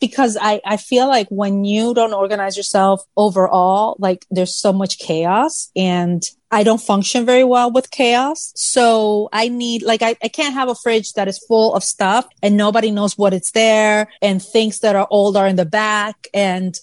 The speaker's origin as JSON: {"language": "English", "town": "Santo Domingo", "region": "Distrito Nacional", "country": "Dominican Republic", "tie": "born or raised there", "said": "I grew up in the Dominican Republic, the capital city, and I grew up with my mother"}